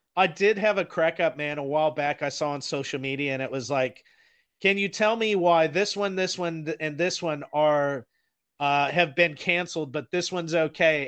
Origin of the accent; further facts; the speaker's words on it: United States; now in Auckland, New Zealand; I am an American